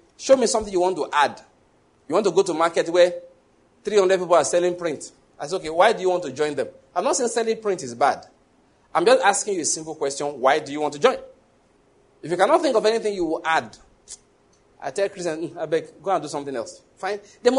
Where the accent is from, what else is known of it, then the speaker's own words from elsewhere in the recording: Lagos, Nigeria; now in Enugu, Nigeria; I came from Lagos where the cross wasn't too far from me.